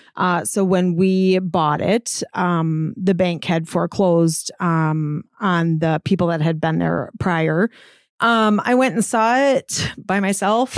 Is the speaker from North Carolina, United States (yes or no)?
no; Cross Plains, Wisconsin, United States; I grew up just outside of Cross Plains. So I am a Middleton High School grad